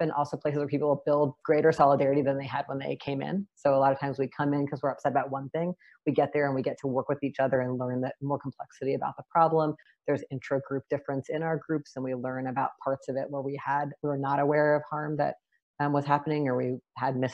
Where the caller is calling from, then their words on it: Seattle, Washington, United States; I am calling in from Duwamish land and also known as Seattle, Washington